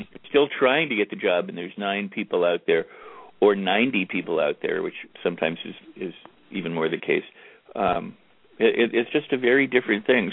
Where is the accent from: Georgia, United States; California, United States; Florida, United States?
California, United States; Los Angeles; moved away; back in Los Angeles, my hometown